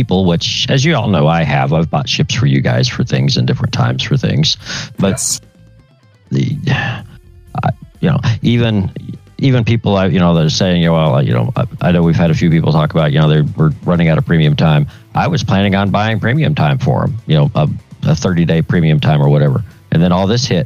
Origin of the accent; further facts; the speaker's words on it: Tulsa, Oklahoma, United States; it's my home city